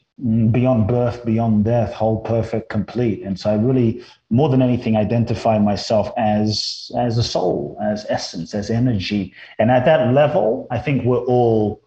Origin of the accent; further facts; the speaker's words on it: London, United Kingdom; moved away as an adult; also born or lived in Mexico; now in Los Angeles, United States; I grew up in London, and then I've lived in Los Angeles for pretty much over half my life now, since I was 18